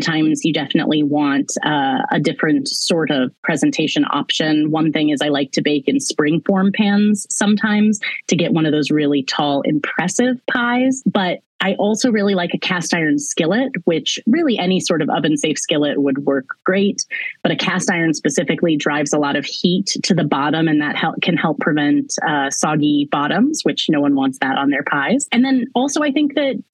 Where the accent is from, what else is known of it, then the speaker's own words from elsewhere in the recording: Lawrence, Kansas, United States; Haskell, which is an amazing university in my hometown of Lawrence